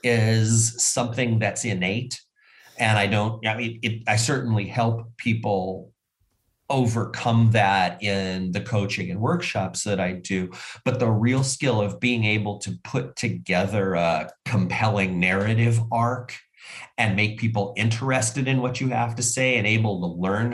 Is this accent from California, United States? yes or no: yes; Southern California, United States; moved away as an adult; also born or lived in Washington, D.C.; now in Seattle, United States; I grew up in Southern California.